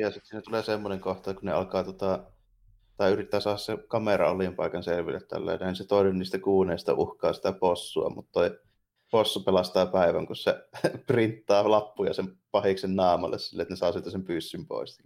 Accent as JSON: {"language": "Finnish", "town": "Jyväskylä", "region": "Central Finland", "country": "Finland", "tie": "born or raised there", "said": "ne tietää mistä kaupungista mä oon kotoisin saman tien, kuin mä avaan"}